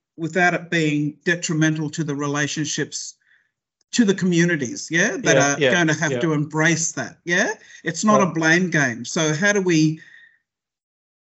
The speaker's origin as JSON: {"language": "English", "town": "Tweed Heads", "region": "New South Wales", "country": "Australia", "also_born_or_lived": "Brisbane, Queensland", "moved": "yes", "lives_now": "Sydney, Australia", "said": "I come from the Northern Rivers, Tweed Heads, Chindra, in fact. I was born in Brisbane."}